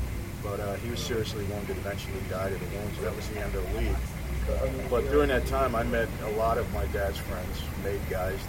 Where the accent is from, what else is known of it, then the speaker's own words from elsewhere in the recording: New York City, New York, United States; I grew up in Brooklyn, New York